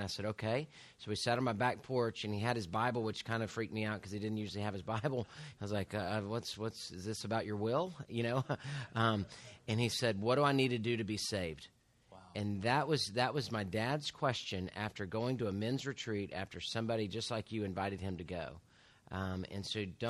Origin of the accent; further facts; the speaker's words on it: Houston, Texas, United States; I'm as Houston as you can get. Born and raised in Houston, Herman Hospital